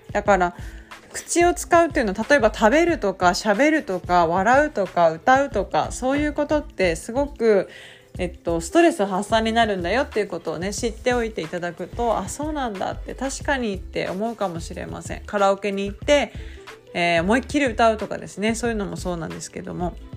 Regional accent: Nagasaki, Japan; now in Kumamoto, Japan; 長崎なんですよね、九州大会が。だから、あ、私の地元である

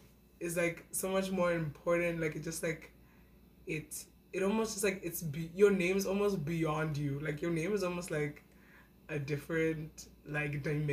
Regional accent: South Africa; now in Calgary, Canada; I am Nigerian. Mm-hmm. I was born and raised in South Africa. I came to Calgary like almost 5 years ago now, and I go to school at the University of Calgary.

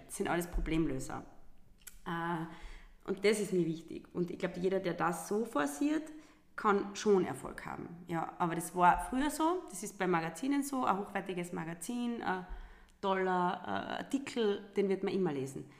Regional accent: Lungau, Salzburg, Austria; now in Carinthia, Austria; ich bin eine gebürtige Lungauerin

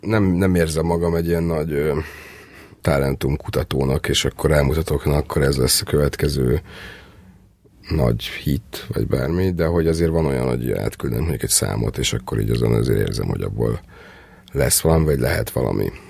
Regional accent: Törökbálint, Pest, Hungary; én törökbánitoni laktam, feljöttem Budapestre

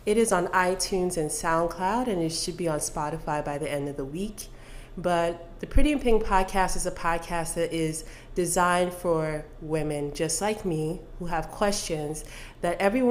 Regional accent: Port Harcourt, Rivers State, Nigeria; also born or lived in Delta State, Nigeria; now in Dallas, United States; I grew up in Port Harcourt, Nigeria, on Uniport campus

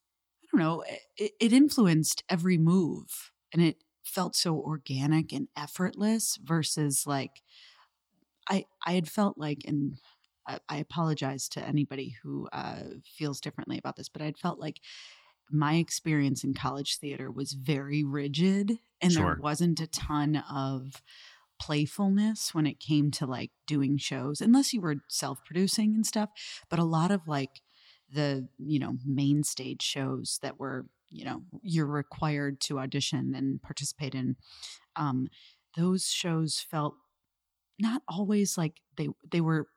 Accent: Chicago, Illinois, United States; born or raised there

